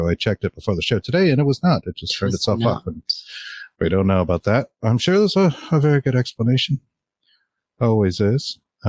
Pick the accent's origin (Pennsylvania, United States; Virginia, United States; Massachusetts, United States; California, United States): Massachusetts, United States; Well, we're from Massachusetts and we can say that.